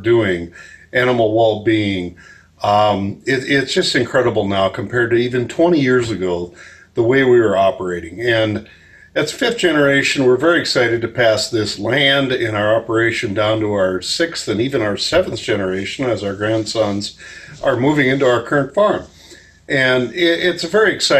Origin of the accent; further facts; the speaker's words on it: South Dakota, United States; I'm a farmer from South Dakota.